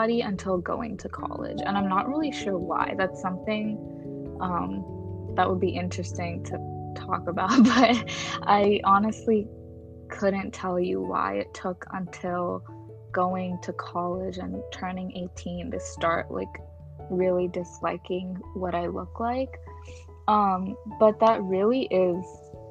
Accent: United States; for Shree and I, growing up in America as first generation South Asian kids

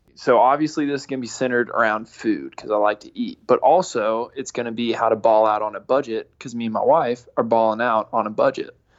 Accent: Pittsburgh, Pennsylvania, United States; now in Nashville, United States

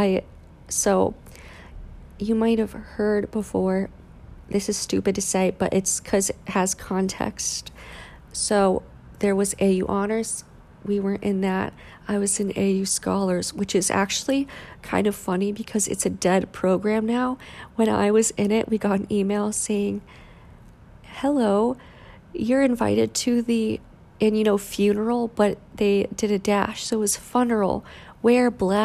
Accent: Cheshire, Connecticut, United States; when I went to school where they spoke English, obviously, Highland School in Cheshire, Connecticut, I stopped speaking Vietnamese as often.

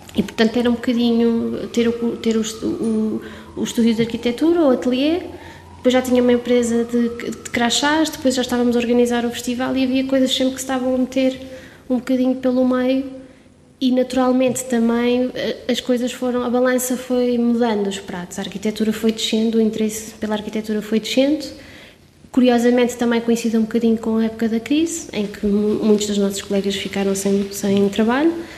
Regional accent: Covilhã, Centro, Portugal; sou da Covilhã, sou serrana e digo com muito orgulho

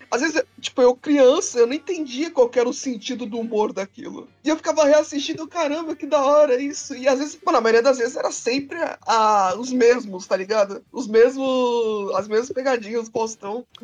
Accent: Santos, São Paulo, Brazil; Eu sou de Santos, né? Então todo mundo aqui em Santos tem que gostar de ….

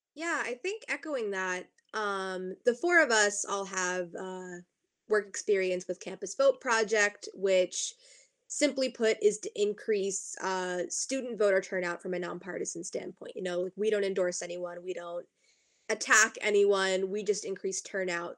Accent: southern Maine, United States; also born or lived in Pennsylvania; I'm coming to you from my home in southern Maine, where I've done a lot of work uh, in Seacoast, New Hampshire, and Southern Maine politics

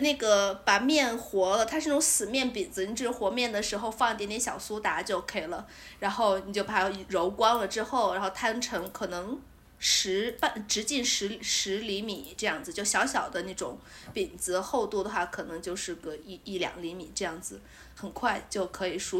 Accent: Shaanxi, China; 作为一个陕西人

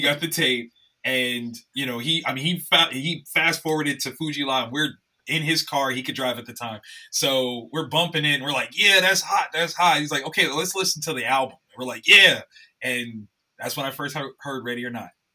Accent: Columbus, Ohio, United States; I'm born and raised in Columbus, Ohio

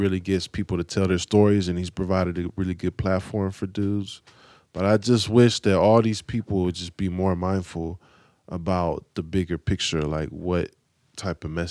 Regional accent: San Francisco, California, United States; All three of us are born and raised in Frisco

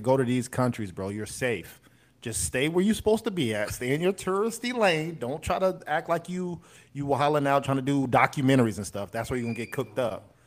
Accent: United States; we're American

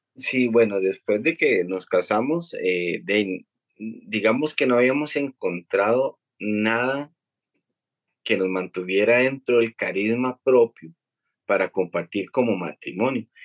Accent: El Tejar, Cartago, Costa Rica; yo soy de, del Huarco de Tejar

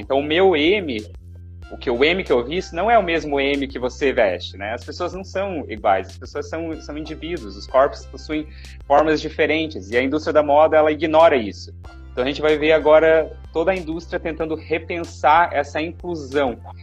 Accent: Paraná, Brazil; moved away as an adult; now in Florianópolis, Brazil; eu sou natural do Paraná, eu agora resido em Florianópolis

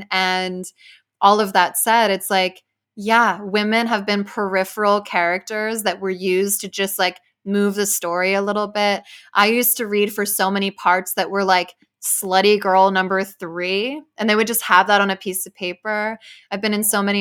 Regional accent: Spain; English is a second language; I grew up back in Spain, also in a very religious Catholic environment.

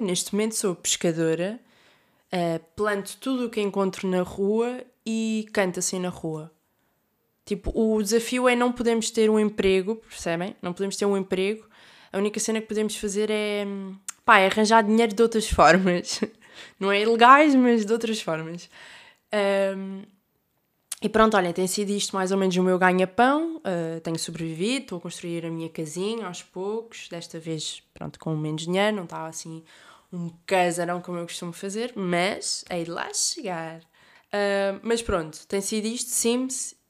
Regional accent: Algarve, Portugal; moved away as an adult; now in Porto, Portugal; Estou a chegar ao Algarve, à minha terra natal

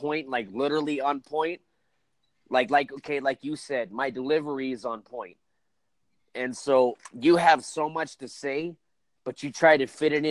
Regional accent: California, United States; I'm from California

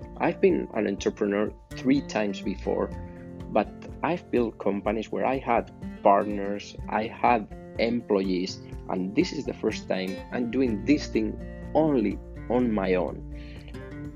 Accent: Spain; English is a second language; I'm from Spain

